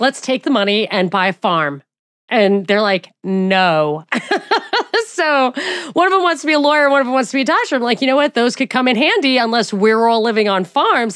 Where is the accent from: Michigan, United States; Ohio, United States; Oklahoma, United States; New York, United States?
New York, United States; I'm from New York